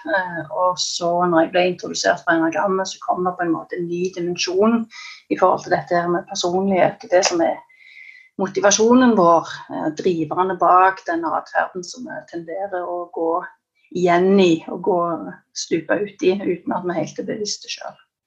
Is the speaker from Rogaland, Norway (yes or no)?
yes; Stavanger area, Rogaland, Norway; jeg er fra Stavanger-området